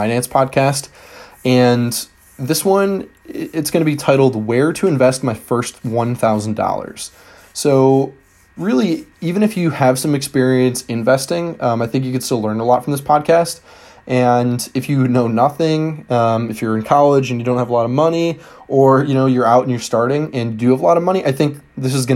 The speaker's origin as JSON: {"language": "English", "region": "Michigan", "country": "United States", "said": "Michigan, my home state"}